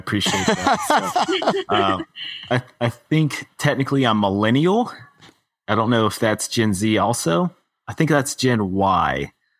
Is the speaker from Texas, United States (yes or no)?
yes; Texas, United States; now in Denver, United States; I'm from Texas, so I came home to visit family.